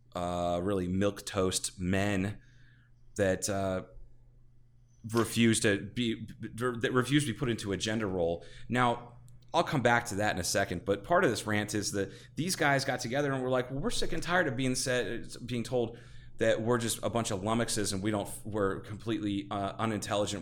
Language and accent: English; Ohio, United States; I'm from Ohio, which is s, has pockets of culture